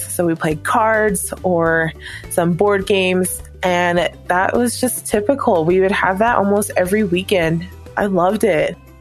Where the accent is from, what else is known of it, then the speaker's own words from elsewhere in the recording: Hawaii, United States; moved away as an adult; also born or lived in Provo, Utah; growing up in Hawaii, I was around a lot of Japanese people